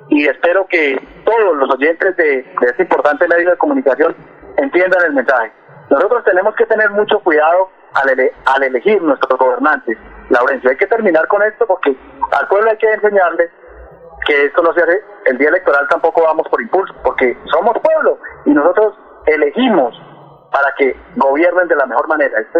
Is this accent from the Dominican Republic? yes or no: no; Colombia; Aquí todos somos colombianos.